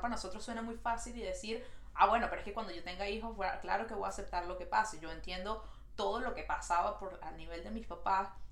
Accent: Venezuela; now in Montreal, Canada

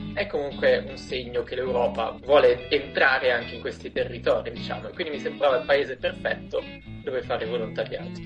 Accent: Corno di Rosazzo, Friuli-Venezia Giulia, Italy; also born or lived in Milan; vengo da un piccolo paese in provincia di Udine che si chiama Corno di Rosazzo

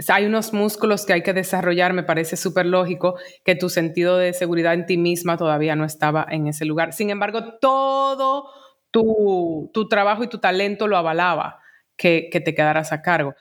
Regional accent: Dominican Republic; como dominicana

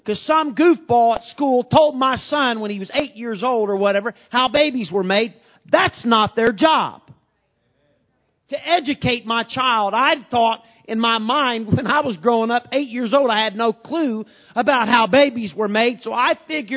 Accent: Southern Illinois, United States; moved away as an adult; now in Bloomington, United States; I moved from Podunk, Illinois, Southern Illinois, a town of 1,800 people

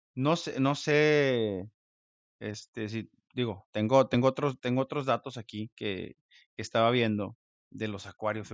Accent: Mexico; now in United States; nosotros como mexicanos

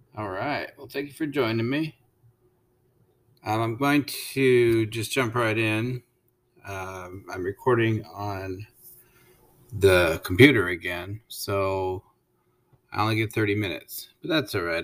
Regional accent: United States

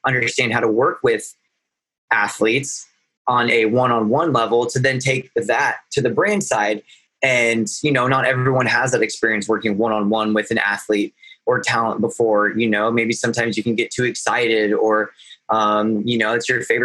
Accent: Nebraska, United States; moved away as an adult; now in Los Angeles, United States; I'm from Nebraska

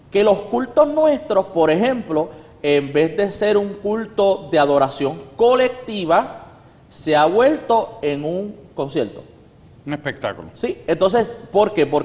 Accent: Puerto Rico; si por ejemplo yo como puertorriqueño voy a África, yo no soy africano, yo soy puertorriqueño. Y yo seguiría hablando como puertorriqueño que soy

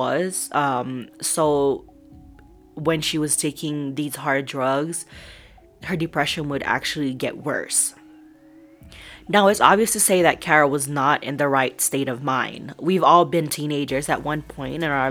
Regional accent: Colorado, United States; I'm from Colorado

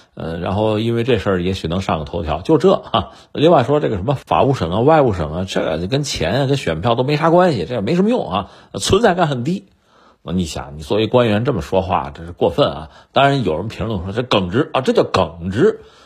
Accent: China; 那我们中国人吃那么多苦

